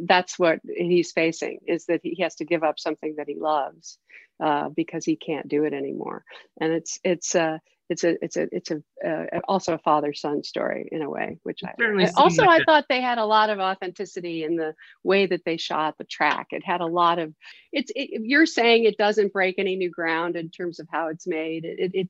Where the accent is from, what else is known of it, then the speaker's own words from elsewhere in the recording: New York City, New York, United States; I grew up in New York City and I lived on 110th Street in Amsterdam and right between Amsterdam and Columbus, kind of on the verge of Harlem.